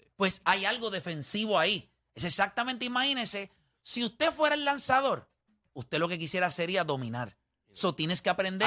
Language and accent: Spanish; Puerto Rico; now in Florida, United States; soy boricua